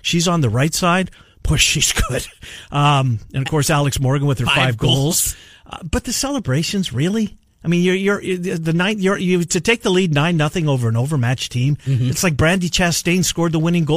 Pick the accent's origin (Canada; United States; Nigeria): Canada; I'm a Canadian